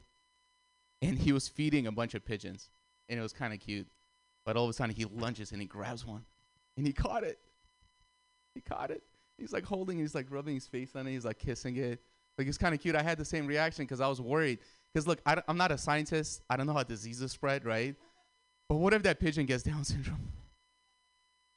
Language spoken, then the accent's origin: English; Russia; now in United States; I'm Armenian, and I grew up in Russia, and now I live here